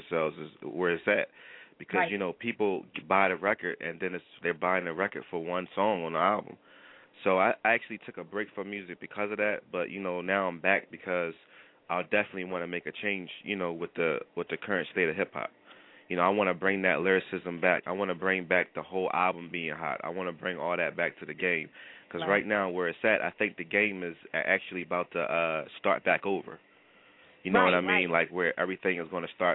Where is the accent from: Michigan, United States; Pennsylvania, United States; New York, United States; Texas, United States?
Pennsylvania, United States; Philadelphia; I'm from West Philly. You know, the west side of Philadelphia. An area called Hilltop. So, you know, I was born and raised.